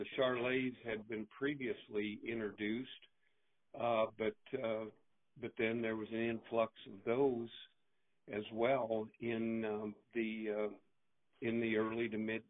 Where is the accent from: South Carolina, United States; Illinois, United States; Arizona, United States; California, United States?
Illinois, United States; Northwest; moved away as an adult; now in Michigan, United States; I moved to Michigan from Northwest Illinois, where I grew up in the mid-70s